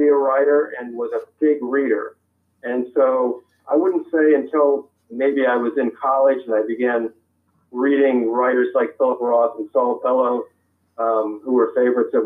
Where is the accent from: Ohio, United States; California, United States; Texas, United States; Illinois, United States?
Ohio, United States; moved away as an adult; also born or lived in Seattle; now in Chapel Hill, United States; When I was growing up in Ohio